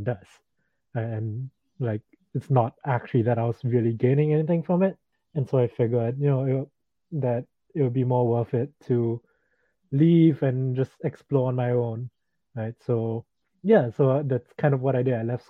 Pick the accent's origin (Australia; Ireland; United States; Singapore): Singapore; I grew up in Singapore